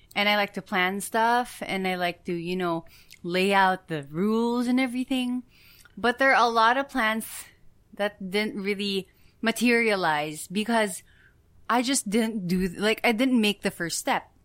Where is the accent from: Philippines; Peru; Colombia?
Philippines